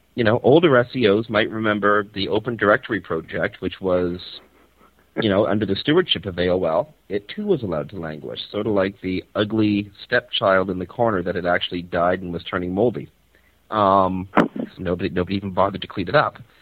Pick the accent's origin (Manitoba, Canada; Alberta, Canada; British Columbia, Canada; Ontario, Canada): Ontario, Canada; Toronto; beautiful Toronto, Canada, uh, my hometown and the place where I'm currently residing.